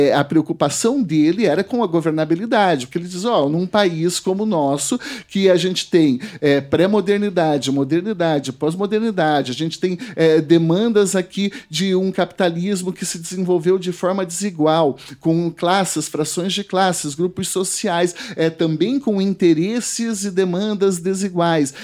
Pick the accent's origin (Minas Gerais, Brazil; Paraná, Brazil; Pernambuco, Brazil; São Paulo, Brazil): Paraná, Brazil; Porecatu; pela minha, pela minha região onde eu nasci, Porecatu, norte do estado